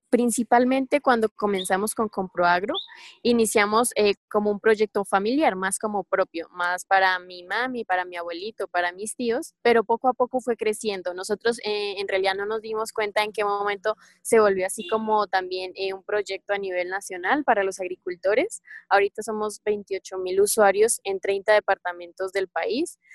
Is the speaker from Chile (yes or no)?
no; Boyacá, Colombia; soy boyacense, vivo en Toca, Boyacá